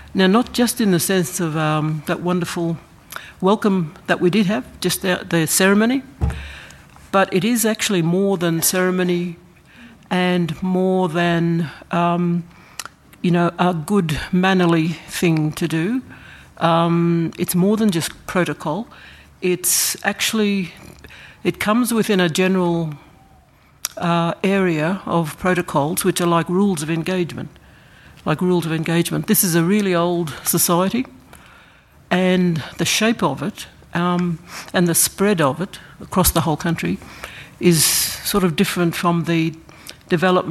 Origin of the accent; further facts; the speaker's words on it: Yugambeh country, Gold Coast / southeast Queensland, Australia; I'm from the Kombu Mary mob within the big Yugambeh language group